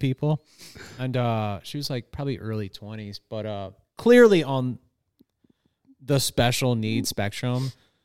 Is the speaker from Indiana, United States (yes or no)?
yes; Hebron, Indiana, United States; moved away as an adult; also born or lived in Valparaiso, Indiana; I grew up in Hebron